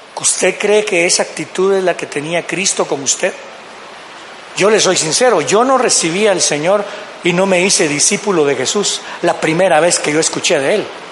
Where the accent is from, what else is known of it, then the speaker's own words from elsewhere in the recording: Guatemala; como decimos en Guatemala